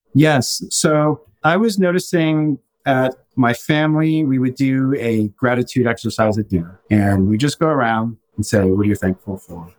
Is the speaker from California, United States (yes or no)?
yes; Los Angeles, California, United States; I grew up in West LA, which is predominantly you know, white.